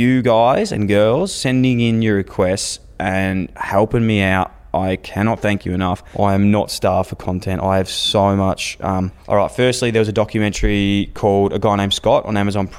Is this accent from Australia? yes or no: yes; Australia; Growing up in Australia